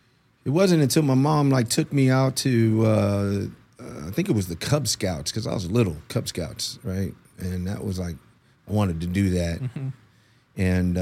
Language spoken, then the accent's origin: English; Aguadilla, Puerto Rico; born there; So I was born in Aguadilla, Puerto Rico.